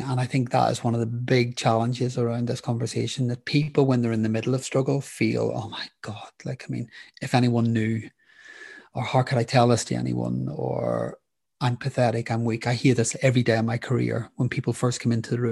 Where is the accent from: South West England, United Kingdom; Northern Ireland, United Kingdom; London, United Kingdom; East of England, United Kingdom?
Northern Ireland, United Kingdom; I grew up in Northern Ireland during the Troubles.